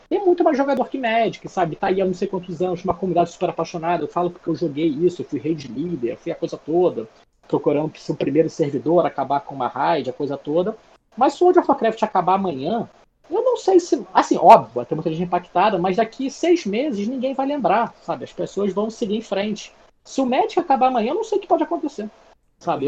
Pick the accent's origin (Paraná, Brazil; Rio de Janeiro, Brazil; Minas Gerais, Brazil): Rio de Janeiro, Brazil; moved away as an adult; eu sou do Rio, então assim, eu vivi meus 35 primeiros anos de vida no Rio.